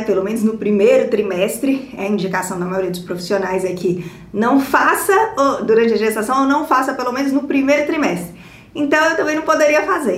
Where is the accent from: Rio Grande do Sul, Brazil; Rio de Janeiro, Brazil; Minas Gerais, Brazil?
Minas Gerais, Brazil; Montes Claros; moved away as an adult; da minha cidade natal, que é Montes Claros, a minha cidade natal